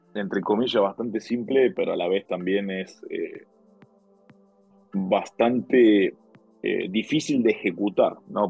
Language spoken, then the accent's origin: Spanish; Argentina; nosotros como argentinos